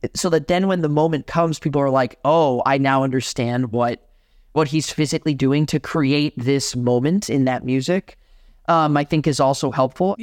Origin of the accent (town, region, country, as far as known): Miami, Florida, United States; born or raised there; moved away as an adult; now in Madison, United States